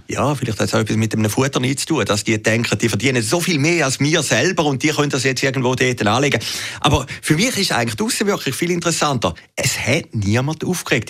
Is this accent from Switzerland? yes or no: yes; Switzerland